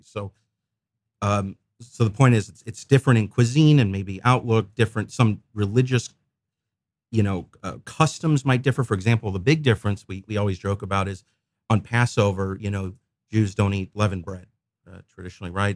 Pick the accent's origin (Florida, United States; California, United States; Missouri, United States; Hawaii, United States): Missouri, United States; St. Louis; also born or lived in Memphis, Tennessee; I was born in Memphis, but I've been in Saint Louis since I was a kid